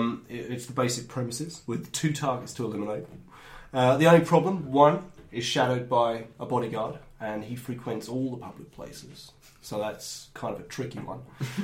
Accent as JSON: {"language": "English", "town": "Peckham", "region": "London", "country": "United Kingdom", "said": "I'm from Peckham, actually. Originally."}